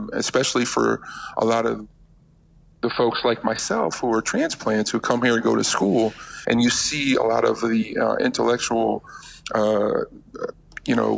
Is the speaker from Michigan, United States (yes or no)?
no; Connecticut, United States; moved away as an adult; now in West Virginia, United States; I'm originally from Connecticut. That was where I was born and raised.